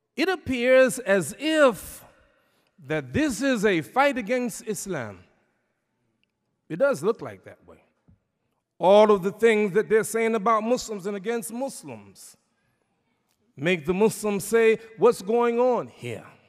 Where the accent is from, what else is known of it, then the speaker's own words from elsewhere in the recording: New York City, New York, United States; my hometown, New York City